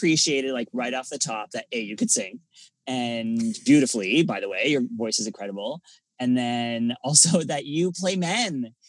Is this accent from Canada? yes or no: yes; Ottawa, Ontario, Canada; I was born in Ottawa, so I'm used to the cold